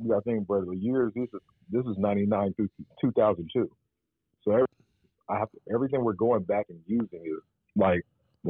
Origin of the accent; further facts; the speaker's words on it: Oakland, California, United States; now in Ohio, United States; I'm from Oakland, bro.